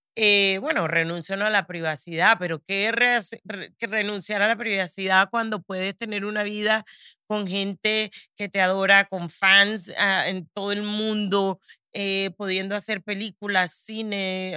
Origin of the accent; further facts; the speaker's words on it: Barranquilla, Atlántico, Colombia; now in United States; Barranquilla, de donde soy, en Colombia